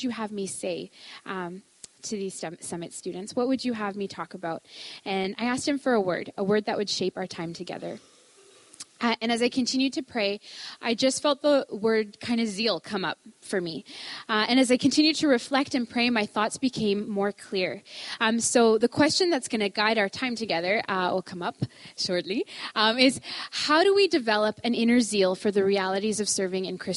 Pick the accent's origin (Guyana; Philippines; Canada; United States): Canada; Ontario; moved away as an adult; now in Fort Langley, Canada; I grew up in Ontario.